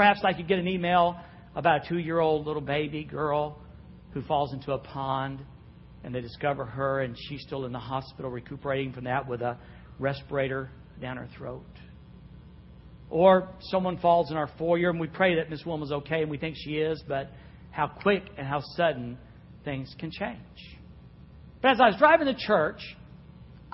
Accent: Jacksonville, Florida, United States; I was raised in Jacksonville, Florida.

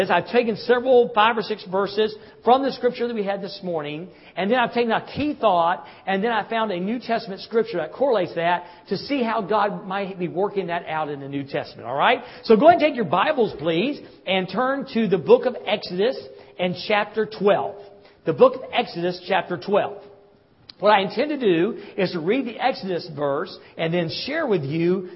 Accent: the South, United States; I'm from the South.

